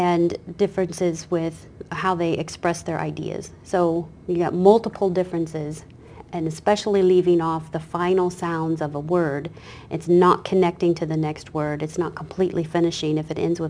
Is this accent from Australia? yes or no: no; Kansas, United States; moved away; This is my hometown, my home state